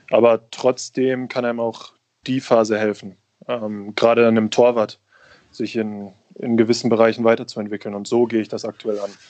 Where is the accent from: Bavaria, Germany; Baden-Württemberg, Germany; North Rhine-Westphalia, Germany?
North Rhine-Westphalia, Germany; Bochum; Ähm, in der Stadt leben, leben alle meine Freunde, meine Familie lebt da. Ähm, ich bin mit dem, mit, dem, mit dem Fußballclub aufgewachsen. Ich war das erste Mal im Stadion, als ich vier Jahre alt war.